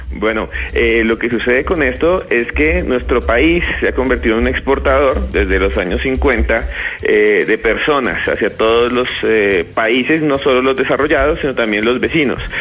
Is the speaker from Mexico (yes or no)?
no; Colombia; Colombia también eh, exporta gente que somos nosotros mismos, colombianos, y los colombianos creamos nuestros mismos lazos